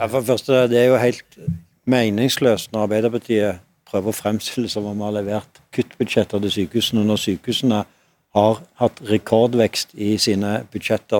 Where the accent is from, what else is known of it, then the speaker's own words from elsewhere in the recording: Stavanger, Rogaland, Norway; min hjemby i Stavanger